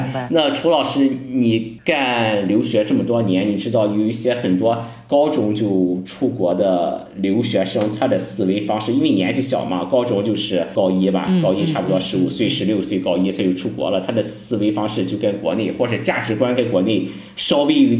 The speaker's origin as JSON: {"language": "Chinese", "country": "China", "said": "我回国现在在国内的一个很重要的目的就是我想让我的孩子在中国出生，有一个中国的国籍。"}